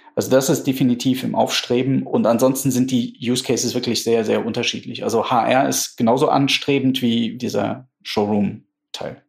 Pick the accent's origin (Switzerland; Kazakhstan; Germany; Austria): Germany; wir als Deutsche